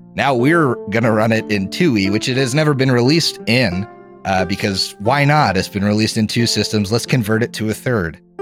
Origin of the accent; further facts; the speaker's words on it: Philadelphia, Pennsylvania, United States; moved away as an adult; now in Columbus, United States; I'm from Philadelphia, actually, and mm-hmm. I now live in Columbus